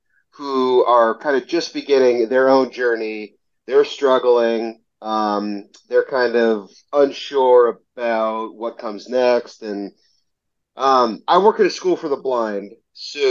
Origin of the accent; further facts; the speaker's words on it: Southern California, United States; I'm from Southern California.